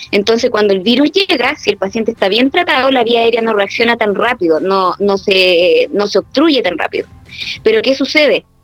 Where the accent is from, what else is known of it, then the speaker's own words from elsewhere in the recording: Puerto Montt, Los Lagos, Chile; now in Santiago, Chile; yo soy de Puerto Montt